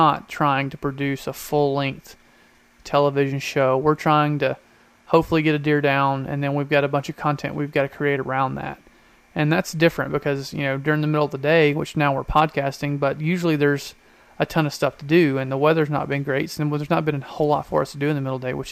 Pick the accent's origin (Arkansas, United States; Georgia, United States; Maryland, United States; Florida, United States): Georgia, United States; I'm from Georgia